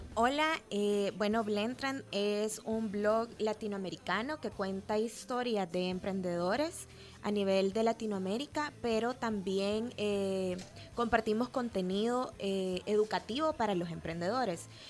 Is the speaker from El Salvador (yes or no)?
yes; El Salvador; como salvadoreños